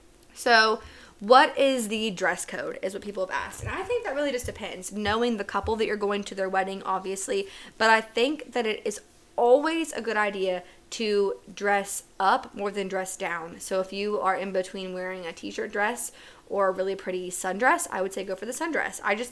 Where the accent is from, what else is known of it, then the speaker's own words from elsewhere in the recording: West Virginia, United States; I'm originally from West Virginia. That's very much a big personality trait of mine.